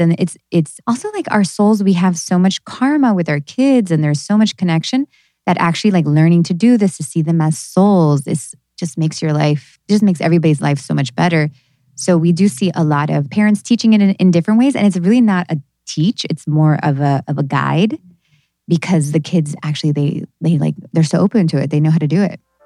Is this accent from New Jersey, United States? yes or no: yes; New Jersey, United States; I was born in New Jersey